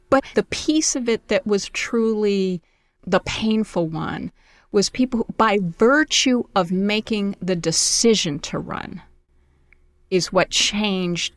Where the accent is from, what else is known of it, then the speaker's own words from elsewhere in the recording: New York City, New York, United States; also born or lived in Syracuse, New York; I was born in Syracuse, New York, and then we lived on the Lower East Side in a Mitchell Lama apartment